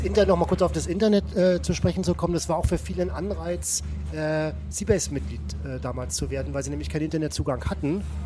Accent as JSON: {"language": "German", "region": "West Germany", "country": "Germany", "moved": "yes", "said": "ich komme aus dem Westen"}